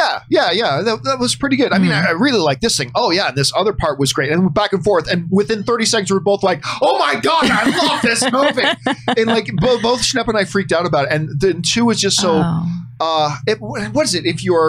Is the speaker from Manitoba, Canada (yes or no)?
no; Hamilton, Ontario, Canada; also born or lived in Saskatchewan; I am a Hamilton, Ontario kid. That's the Hammer is my hometown. It is the greatest city in the world.